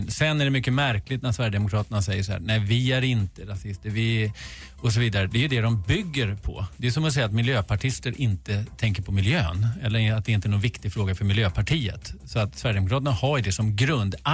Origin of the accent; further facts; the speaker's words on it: Switzerland; accent: Swiss; Om ni tyckte min tyska var dålig är det för jag har min schweiziska accent på det.